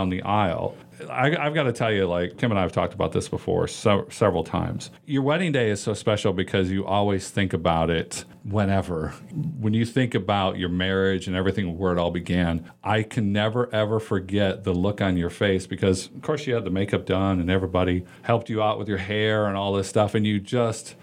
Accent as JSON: {"language": "English", "town": "Nashville", "region": "Tennessee", "country": "United States", "said": "We're from the Nashville area"}